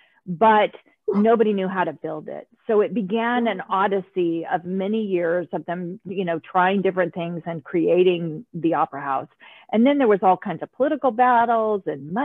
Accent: United States; I'm an American

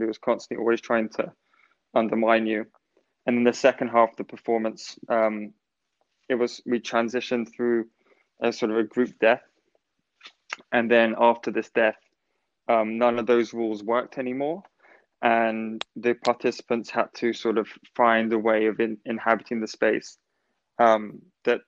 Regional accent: England, United Kingdom; being an English person

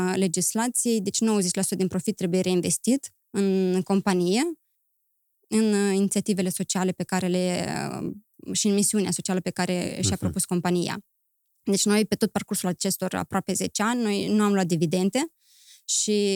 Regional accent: Chișinău, Moldova; moved away as an adult; also born or lived in Romania / Greece; am crescut în Chișinău, mi-am făcut uh, studiile liceale în Chișinău, apoi am plecat în România

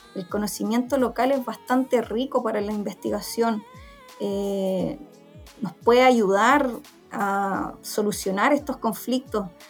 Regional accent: Santiago, Santiago Metropolitan Region, Chile; yo soy de Santiago, ya eh, nací y criada acá

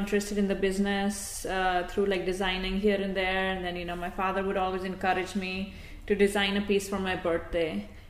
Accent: New Delhi, Delhi, India; now in Glen Rock, United States; I'm born and raised in New Delhi

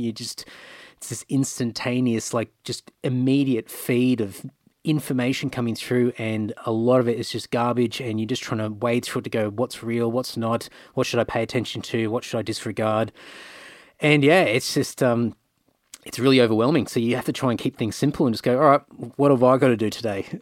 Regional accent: Queensland, Australia; moved away as an adult; also born or lived in Rockhampton, Queensland / Brisbane, Queensland; now in Sydney, Australia; I grew up I grew up in Queensland all my life

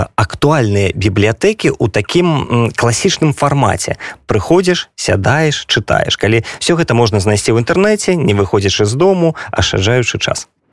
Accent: Belarus; now in Poland; мы як беларусы

